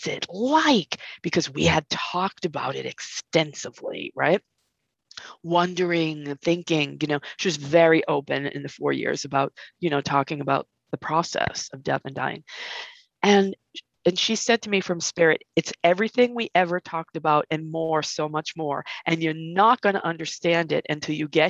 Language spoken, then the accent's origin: English; Massachusetts, United States; also born or lived in California; I grew up here in Massachusetts, but I moved to California when I was 19